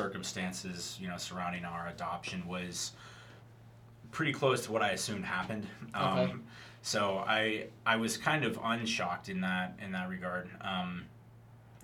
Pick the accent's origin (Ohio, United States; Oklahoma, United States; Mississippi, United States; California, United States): Oklahoma, United States; Tulsa; I'm from Tulsa, so when I came back to Tulsa, I had friends who stayed here